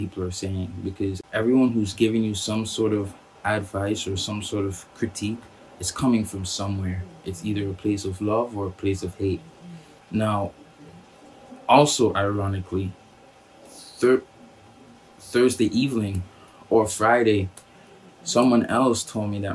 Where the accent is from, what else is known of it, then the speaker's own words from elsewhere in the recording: Trinidad & Tobago; We grew up together in Trinidad.